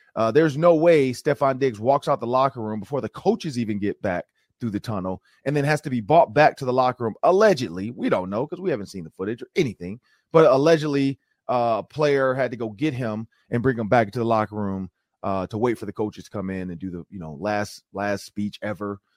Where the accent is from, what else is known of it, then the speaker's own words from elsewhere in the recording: Detroit, Michigan, United States; moved away as an adult; now in Minnesota, United States; I'm from Detroit